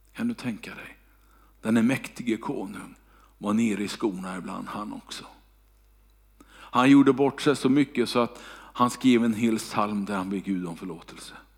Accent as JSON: {"language": "Swedish", "town": "Kungälv", "region": "Västra Götaland", "country": "Sweden", "tie": "born or raised there", "moved": "yes", "said": "när jag bodde hemma i Kungälv"}